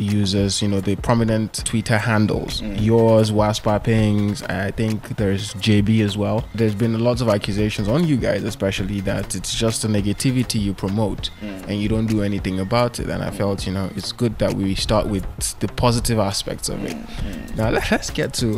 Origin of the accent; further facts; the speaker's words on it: Borno, Nigeria; I am from Borno State.